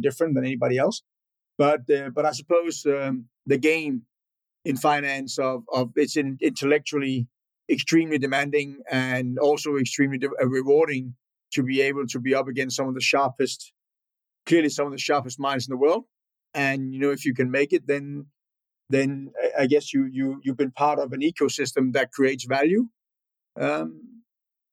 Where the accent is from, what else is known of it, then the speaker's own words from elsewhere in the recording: northern Denmark, Denmark; born and raised in Northern Denmark